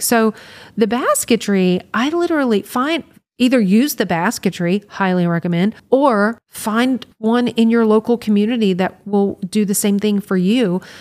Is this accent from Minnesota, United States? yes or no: no; Louisiana, United States; i was from louisiana